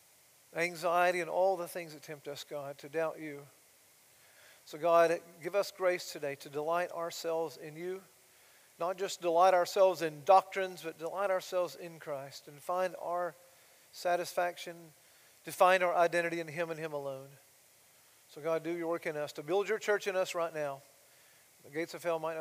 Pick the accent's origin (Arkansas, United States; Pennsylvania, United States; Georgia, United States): Georgia, United States; Blairsville; moved away; my hometown, Blairsville